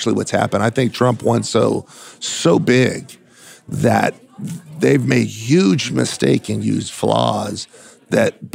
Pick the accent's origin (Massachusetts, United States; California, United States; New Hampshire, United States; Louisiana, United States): California, United States; moved away as an adult; now in Houston, United States; I'm from California, we just actually moved to Houston